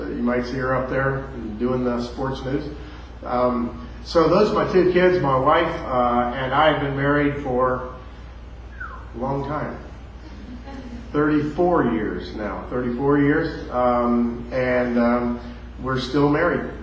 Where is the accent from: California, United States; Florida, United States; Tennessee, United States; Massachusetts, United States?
Florida, United States; near West Palm Beach, South; moved away; also born or lived in Louisville, Kentucky; So I was raised in South Florida, right close to West Palm Beach